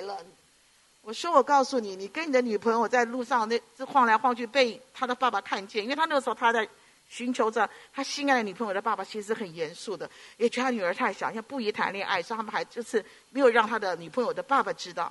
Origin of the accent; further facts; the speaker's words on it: Hong Kong; 我们香港人嘛，就广东话一直跟我弟弟讲